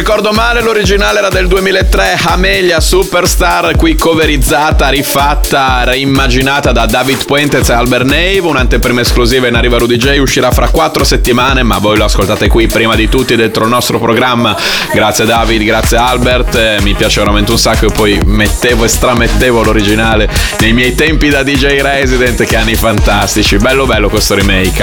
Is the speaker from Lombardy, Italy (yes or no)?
no; Bologna, Emilia-Romagna, Italy; io sono di Bologna